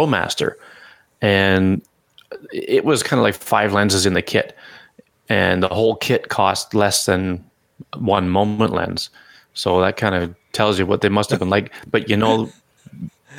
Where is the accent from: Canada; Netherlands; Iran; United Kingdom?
Canada; I'm Canadian